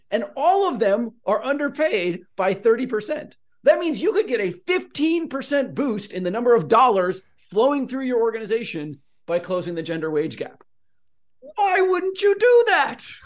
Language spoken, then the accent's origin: English; Oregon, United States; now in Southern California, United States; I'm from Oregon